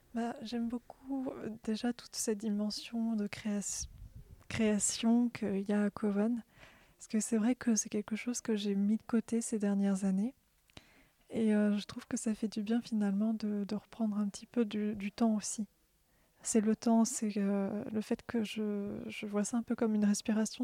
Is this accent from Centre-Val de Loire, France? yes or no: yes; Orléans, Centre-Val de Loire, France; Je suis d'Orléans.